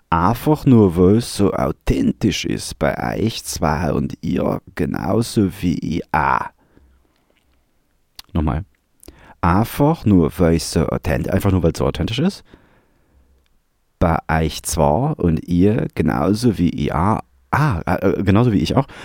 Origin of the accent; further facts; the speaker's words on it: Vienna, Austria; accent: Viennese; Wauni jetzt an einfach in mein Wiener Dialekt wechsel